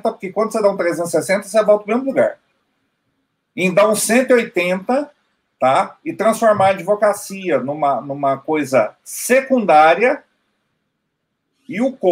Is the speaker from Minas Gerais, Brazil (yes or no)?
yes; Minas Gerais, Brazil; Eu sou do sul de Minas